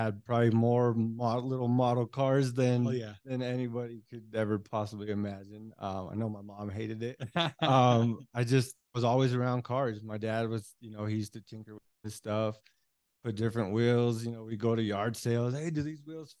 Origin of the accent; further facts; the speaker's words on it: Denver, Colorado, United States; I grew up in North Denver